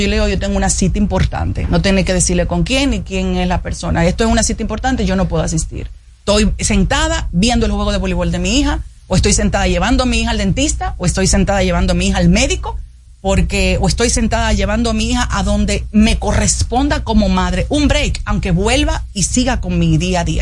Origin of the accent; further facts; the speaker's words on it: Dominican Republic; como dominicana que salgo a la calle preocupada por lo que pasa día a día